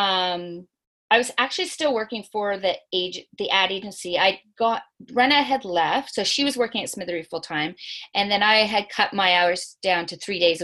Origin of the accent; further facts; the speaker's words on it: Nova Scotia, Canada; moved away; I'm from Nova Scotia, so my family is not here